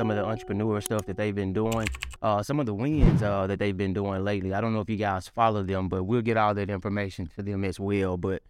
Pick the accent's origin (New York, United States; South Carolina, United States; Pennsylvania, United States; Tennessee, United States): Tennessee, United States; So my family is from Orange Mound. We grew up right down in Beverly.